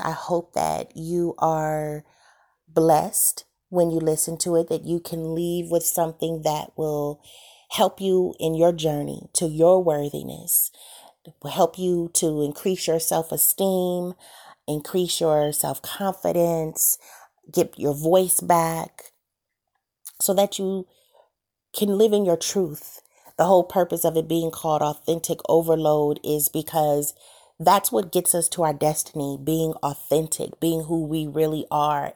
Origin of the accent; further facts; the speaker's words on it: Santa Monica, California, United States; I'm from California, born and raised in Santa Monica